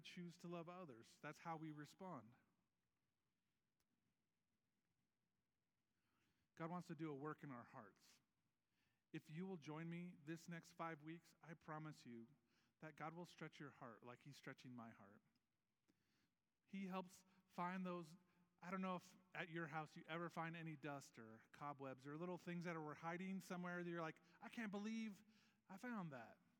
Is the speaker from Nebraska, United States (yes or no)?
yes; Nebraska, United States; now in Syracuse, United States; I grew up in Nebraska